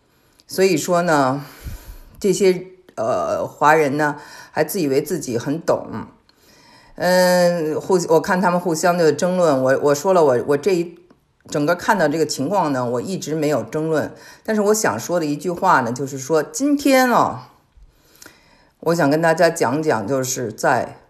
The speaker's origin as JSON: {"language": "Chinese", "country": "China", "said": "我们中国人都有印象啊。"}